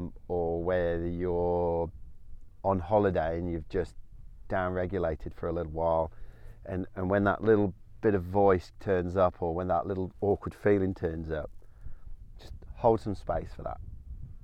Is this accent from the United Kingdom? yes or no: yes; England, United Kingdom; being British stiff upper lip, you know, going to an English boys boarding school.